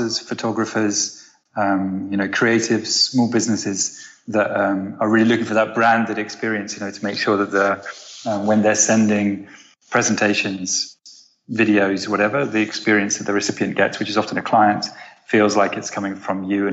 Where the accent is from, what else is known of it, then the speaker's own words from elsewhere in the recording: United Kingdom; moved away as an adult; also born or lived in Amsterdam, Netherlands; now in Los Angeles, United States; I'm British. I spent the last 10 years living in Amsterdam and the last year living in Los Angeles